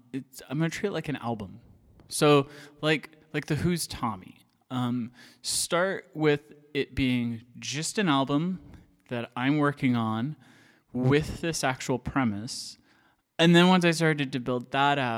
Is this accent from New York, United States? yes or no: no; Iowa, United States; moved away as an adult; I grew up in Iowa.